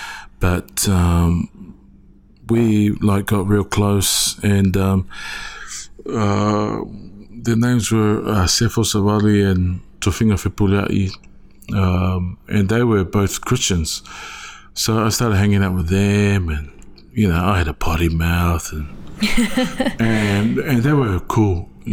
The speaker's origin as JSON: {"language": "English", "region": "Wellington", "country": "New Zealand", "tie": "born or raised there", "said": "born and raised in Wellington, New Zealand. Samoan family, religious background."}